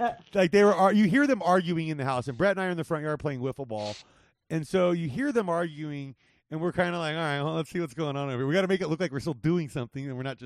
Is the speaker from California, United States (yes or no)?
yes; Southern California, United States; now in Las Vegas, United States; the ones I was raised on in Southern California